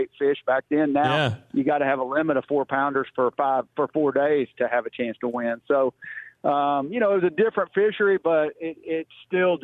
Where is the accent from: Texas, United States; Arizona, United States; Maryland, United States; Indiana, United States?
Texas, United States; I'm actually from Texas and have always been in Texas.